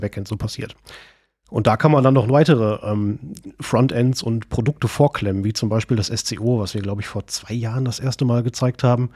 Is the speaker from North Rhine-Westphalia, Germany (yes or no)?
yes; Sauerland, North Rhine-Westphalia, Germany; moved away as an adult; now in Bonn, Germany; eigentlich komme ich ursprünglich aus dem Sauerland. Äh, und als ich mit Ende 19, Anfang 20 nach Bonn gegangen bin